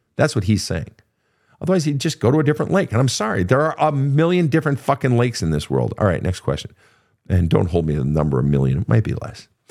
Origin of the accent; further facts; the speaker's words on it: Minnesota, United States; I come from Minnesota